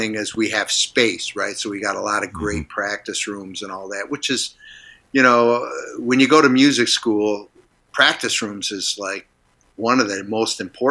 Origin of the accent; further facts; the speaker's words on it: Niagara Falls, New York, United States; moved away; I grew up in Niagara Falls